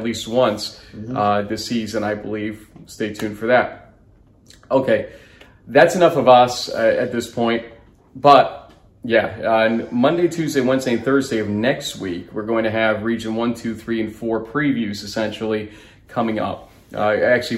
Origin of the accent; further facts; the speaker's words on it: New York, United States; as a New Yorker